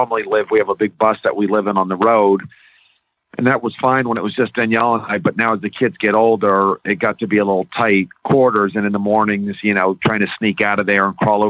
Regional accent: Florida, United States; now in Pennsylvania, United States; growing up in Florida

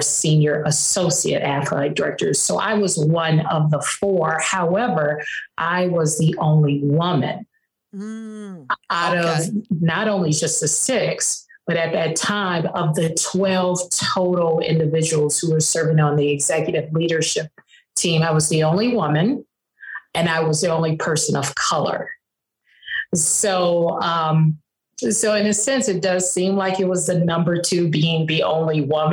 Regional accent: Chicago, Illinois, United States; moved away as an adult; also born or lived in East Coast; I am from Chicago, but I spent a lot of time on the East Coast in intercollegiate athletics

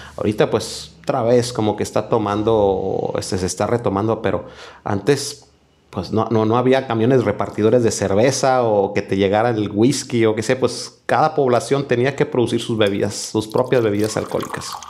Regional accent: Monterrey, Nuevo León, Mexico; de Monterrey, Nuevo León.

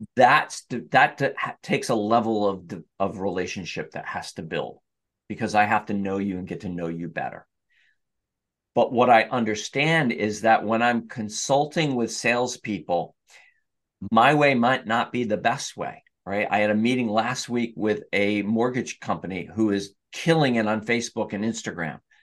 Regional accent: Newburgh, New York, United States; also born or lived in Catskill, New York / Schoharie Valley, New York; I grew up in the Hudson Valley in Newburgh, New York

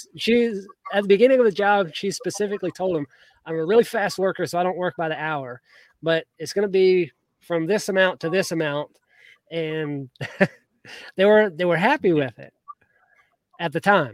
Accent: Georgia, United States; I grew up in Georgia

